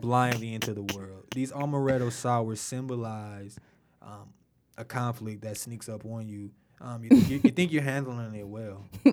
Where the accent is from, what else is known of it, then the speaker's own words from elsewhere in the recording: Detroit, Michigan, United States; growing up in Detroit